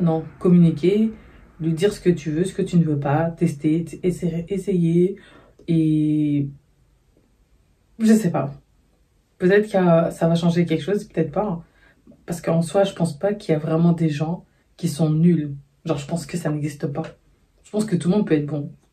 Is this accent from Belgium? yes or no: yes; Brussels, Brussels-Capital Region, Belgium; je suis née, j'ai grandi à Bruxelles